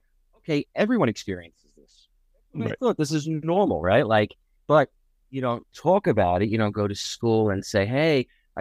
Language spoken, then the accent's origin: English; Floral Park, New York, United States; I grew up in Long Island